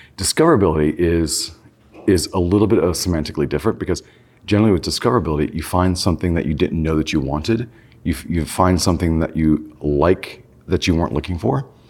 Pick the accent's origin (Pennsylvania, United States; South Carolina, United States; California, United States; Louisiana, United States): California, United States; I grew up in California